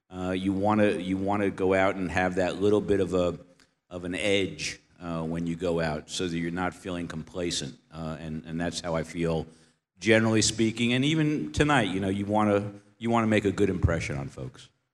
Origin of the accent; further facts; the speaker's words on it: New York, United States; moved away; I come from New York.